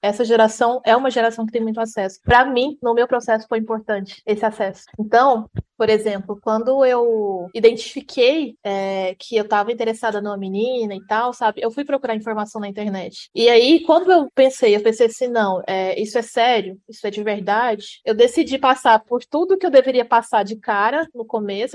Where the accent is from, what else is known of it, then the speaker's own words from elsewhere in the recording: Jataí, Goiás, Brazil; moved away as an adult; now in Blumenau, Brazil; sou de Goiás, sou de Jataí, cidade vizinha de onde a Carol tá. Morava em Jataí desde os 7 oito 8 anos de idade